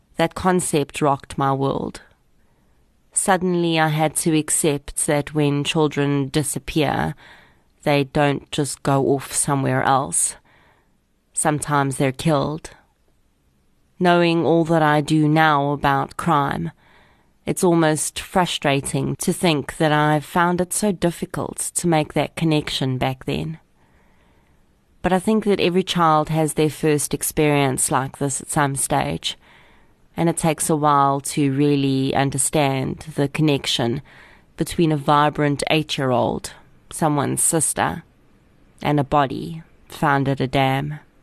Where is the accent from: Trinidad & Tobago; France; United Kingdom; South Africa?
South Africa; Boksburg, Gauteng; I grew up on the East Rand of Gauteng and attended Boksburg High School from grade eight all the way through to matric